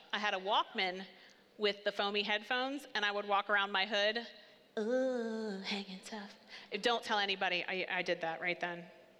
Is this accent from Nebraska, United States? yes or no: no; Seaford, Delaware, United States; So we lived in Seaford. We grew up here. I grew up right on Pine Street.